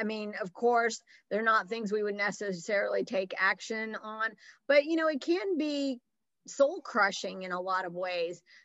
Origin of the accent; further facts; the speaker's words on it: Alabama, United States; now in Los Angeles, United States; when I was growing up in Alabama